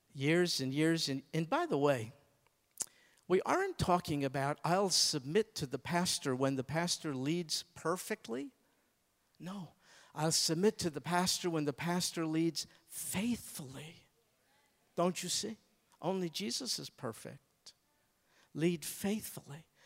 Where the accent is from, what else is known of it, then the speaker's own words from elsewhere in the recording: United States; I'm an American.